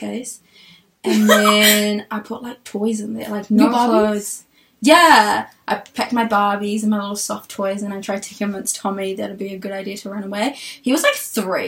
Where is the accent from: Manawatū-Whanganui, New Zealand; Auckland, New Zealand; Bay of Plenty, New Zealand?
Auckland, New Zealand; also born or lived in Ethiopia / North Shore, Auckland; I was born in Ethiopia, moved to New Zealand when I was 5, grew up here, went to school here